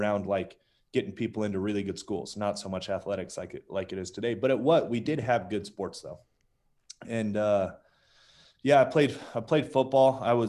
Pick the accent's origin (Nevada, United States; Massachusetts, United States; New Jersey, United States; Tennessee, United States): Nevada, United States; Las Vegas; So Vegas, if you stay on the local side, so like the really interesting thing about Vegas is you obviously have the strip.